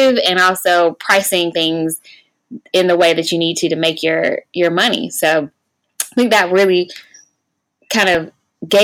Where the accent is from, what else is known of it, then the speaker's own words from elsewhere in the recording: Raleigh, North Carolina, United States; also born or lived in Atlanta, Georgia; I was actually born and raised in Raleigh